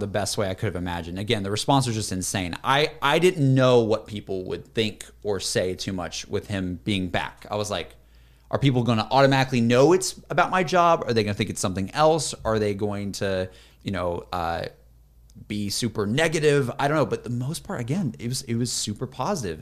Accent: Alabama coast, United States; moved away; also born or lived in Austin; I wanna go visit my hometown. 'Cause I haven't been in my hometown in, like, ye-, I, I, maybe two years. Like, going back to Alabama

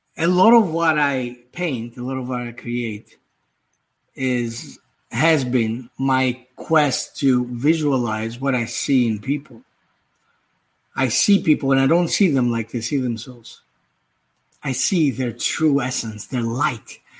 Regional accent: Athens, Attica, Greece; also born or lived in Manhattan, New York; now in Hudson Valley, New York, United States; I was uh, born and raised in Athens, Greece.

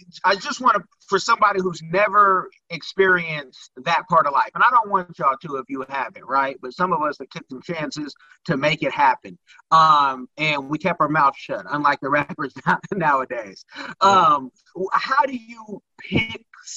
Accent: Oakland, California, United States; also born or lived in Springfield, Massachusetts; I'm from Oakland, California

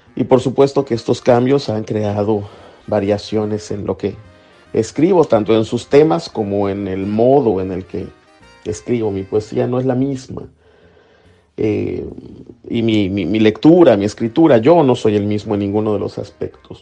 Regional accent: Mexico; now in United States; Yo soy un poeta mexicano, soy un poeta latinoamericano, un poeta en lengua española que vive en Estados Unidos

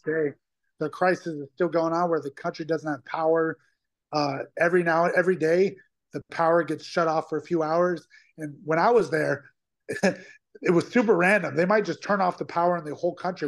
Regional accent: United States; moved away as an adult; also born or lived in Thailand; now in Asia; I always say I'm from America

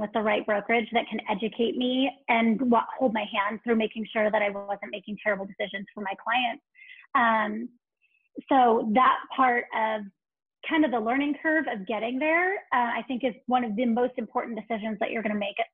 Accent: California, United States; moved away as an adult; now in Gig Harbor, United States; being a Californian in the Pacific Northwest

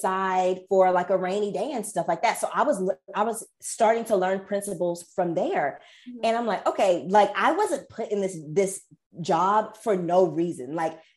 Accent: Raleigh, North Carolina, United States; also born or lived in Greensboro, North Carolina; I'm from Raleigh, North Carolina. Went to school in Greensboro at UNC Greensboro. And now I'm back in Raleigh

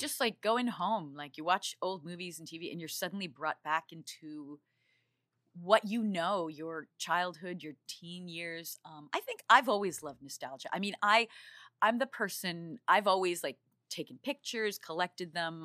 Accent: New York, United States; now in Los Angeles, United States; I'm from New York

